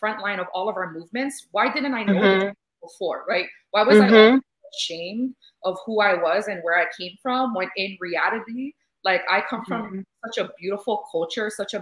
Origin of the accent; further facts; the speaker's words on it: Hawaii, United States; I've grown up in Hawaii, right? Born and raised